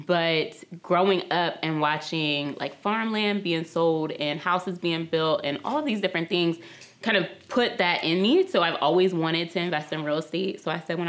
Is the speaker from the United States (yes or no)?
yes; near Lincoln University, Pennsylvania, United States; I grew up around tons of family in Pennsylvania